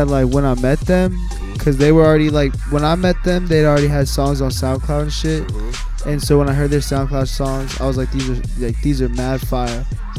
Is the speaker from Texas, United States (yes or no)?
yes; Dallas, Texas, United States; we're all from different parts of Texas. So, like, I'm from Dallas.